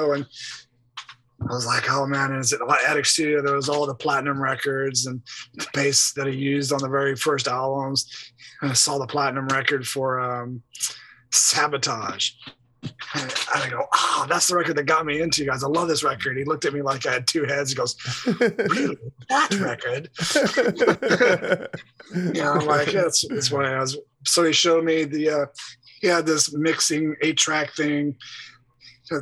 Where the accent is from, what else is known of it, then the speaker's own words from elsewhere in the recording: Los Angeles, California, United States; living and growing up in Los Angeles during that time